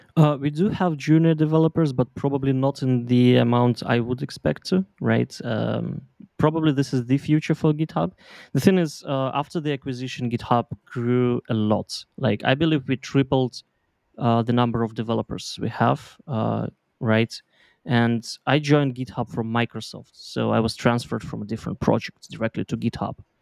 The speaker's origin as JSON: {"language": "English", "country": "Belarus", "moved": "as an adult", "lives_now": "Berlin, Germany", "said": "I'm originally from Belarus."}